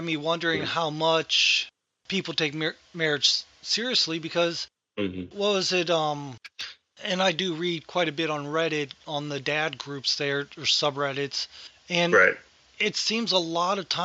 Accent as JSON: {"language": "English", "region": "Ohio", "country": "United States", "tie": "born or raised there", "said": "growing up in Ohio"}